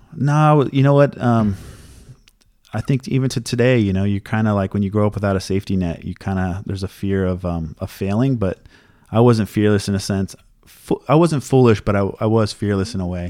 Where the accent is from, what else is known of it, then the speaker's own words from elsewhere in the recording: Oceanside, California, United States; Oceanside, where I grew up, was, like, a murder capital of, like, the state or something for a while.